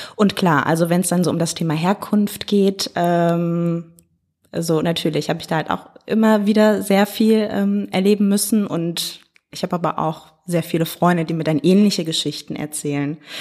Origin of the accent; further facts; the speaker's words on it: Hagen, North Rhine-Westphalia, Germany; now in Duisburg, Germany; Ich bin aufgewachsen in Hagen und ah. genau bin dann da auch zur Schule gegangen